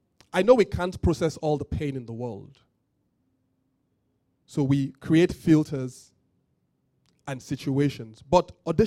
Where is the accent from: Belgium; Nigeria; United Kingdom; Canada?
Nigeria; I'm from Yoruba, I don't love only Yoruba people.